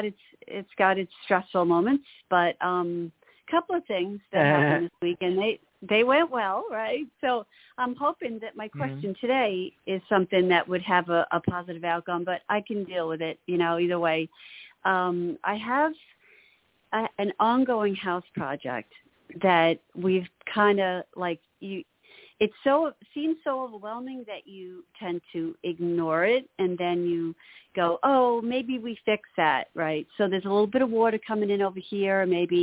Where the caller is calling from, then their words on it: Long Island, New York, United States; Hi, Long Island, New York